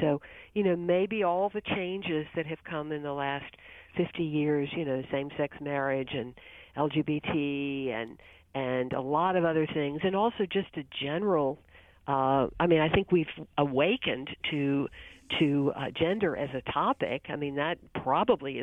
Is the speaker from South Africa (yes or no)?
no; Texas, United States; now in Washington, D.C., United States; I was from Texas